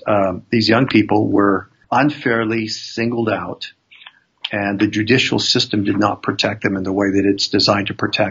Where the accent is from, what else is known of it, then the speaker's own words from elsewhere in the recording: Arizona, United States; Growing up in Arizona